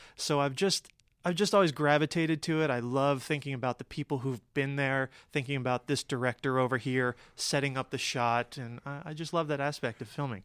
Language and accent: English; Cherry Hill, New Jersey, United States; moved away; I'm originally from outside of Philadelphia, from Cherry Hill, New Jersey